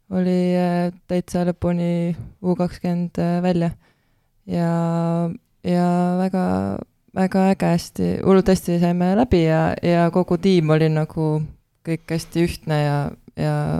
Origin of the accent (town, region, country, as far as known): Tartu, Tartu County, Estonia